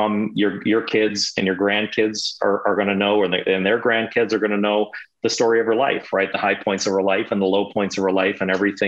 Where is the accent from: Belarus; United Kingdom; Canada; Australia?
Canada; Montreal, Quebec; I was born in Montreal